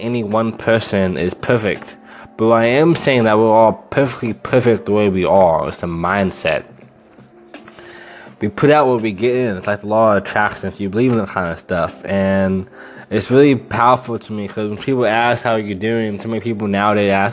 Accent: Lawrence, Kansas, United States; moved away as an adult; now in Austin, United States; I'm from Lawrence, Kansas, and now I live in Austin, Texas

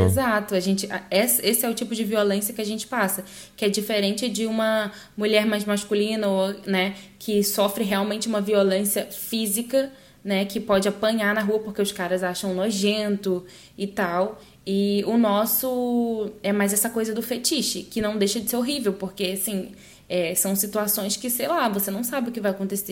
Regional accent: Northeast Region, Brazil; moved away as an adult; also born or lived in Rio de Janeiro, Brazil / São Luís, Brazil; now in Spain; no Brasil, eu sou nordestina

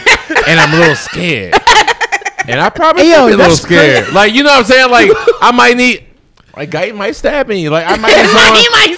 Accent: Baltimore, Maryland, United States; I'm from West Baltimore

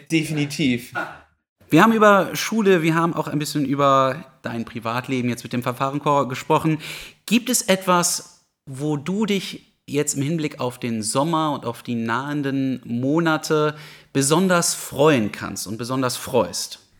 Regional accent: Hermannsburg, Lower Saxony, Germany; im Rahmen von Pflegeeinrichtungen in meiner Heimatgemeinde Hermannsburg.

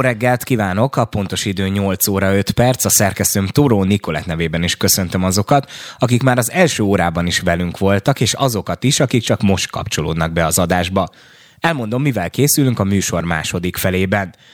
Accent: the edge of the Austrian border, Western Hungary, Hungary; én az osztrák határ széléről ö, származom

